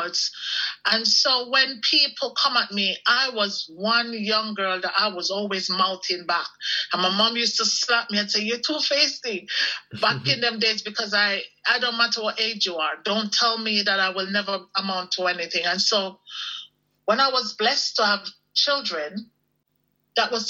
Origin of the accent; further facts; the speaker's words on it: Jamaica; growing up in Jamaica in the West Indies, even though we were considered poor